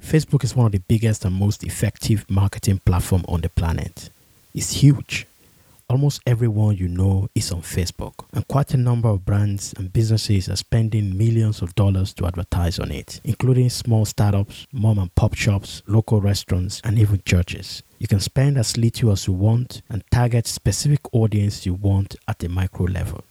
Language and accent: English; Nigeria; as a Nigerian